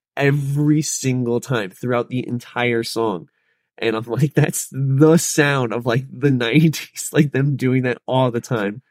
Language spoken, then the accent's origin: English; Charlotte, North Carolina, United States; I was born and raised in Charlotte